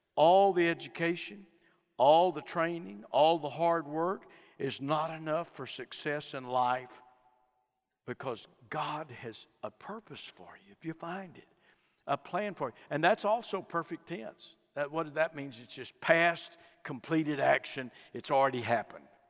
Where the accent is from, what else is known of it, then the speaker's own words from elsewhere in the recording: Fort Worth, Texas, United States; I was born in Fort Worth, Texas, grew up in a home uh, with good moral folks.